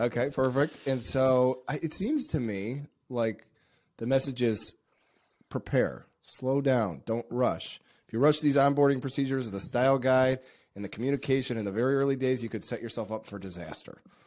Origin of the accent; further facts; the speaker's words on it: United States; as an American